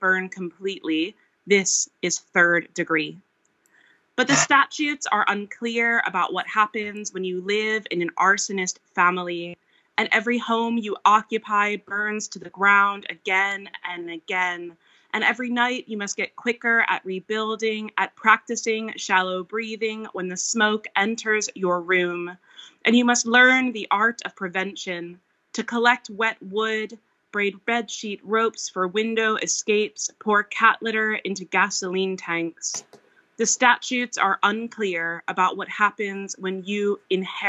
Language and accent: English; Eastern Pennsylvania, United States; now in Wales, United Kingdom; growing up in Eastern Pennsylvania